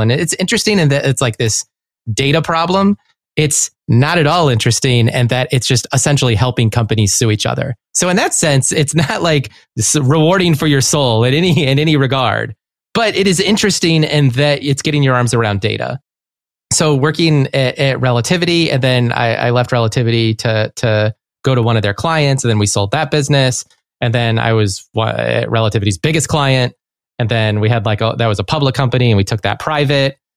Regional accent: Chicago, Illinois, United States; I was from Chicago.

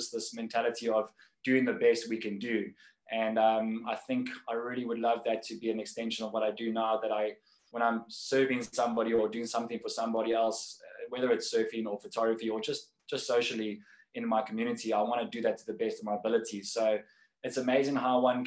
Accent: Cape Town, Western Cape, South Africa; born or raised there

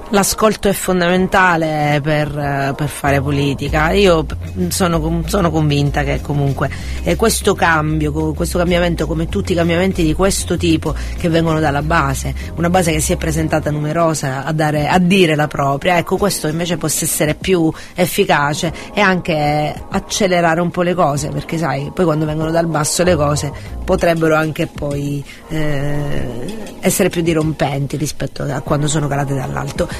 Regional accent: Catania, Sicily, Italy; noi siamo di Catania, ma anche in Sicilia

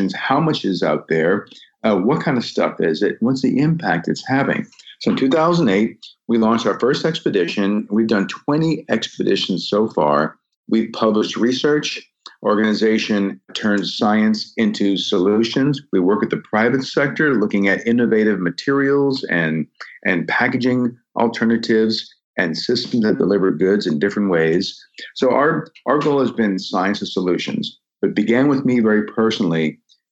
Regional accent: United States; my home country

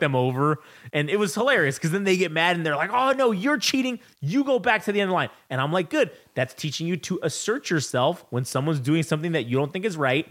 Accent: United States; I'm American

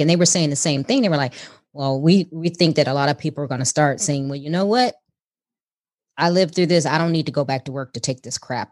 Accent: Chicago, Illinois, United States; now in Houston, United States; we were both from Chicago, and I said the same thing when I moved to Houston

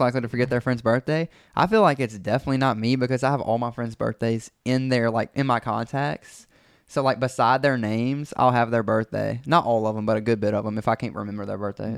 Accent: Brandon, Mississippi, United States; born or raised there

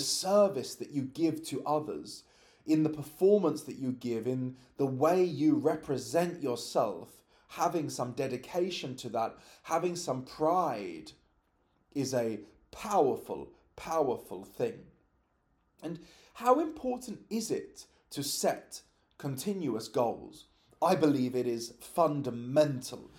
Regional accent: London, United Kingdom; I was born and raised in London

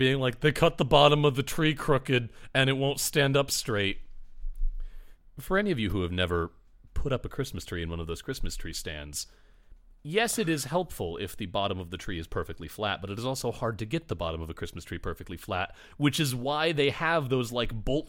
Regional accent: Michigan, United States; now in Chicago, United States; there were three or four tree farms within an easy drive of the town I grew up in Michigan. And now I live in Chicago

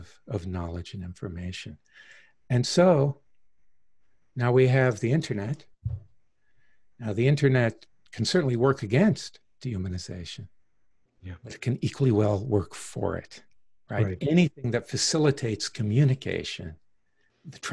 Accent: Deep South, United States; I grew up in the Deep South in the 50s and 60s, tail end of the Jim Crow era

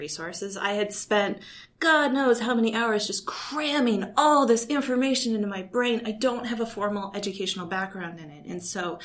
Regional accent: Kalispell, Montana, United States; moved away as an adult; also born or lived in Indiana / Vienna / New York; I grew up in Kalispell, Montana

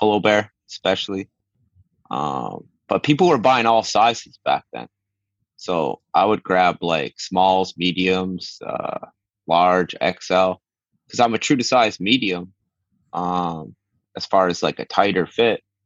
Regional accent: Victoria, British Columbia, Canada; now in Vancouver, Canada; I was born in Victoria, BC, the island of Vancouver, British Columbia. And then, I moved to Vancouver

